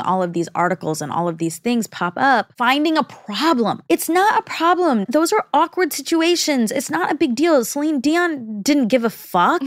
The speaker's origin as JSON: {"language": "English", "country": "United States", "also_born_or_lived": "India (ancestry)", "said": "I'm both American and Indian."}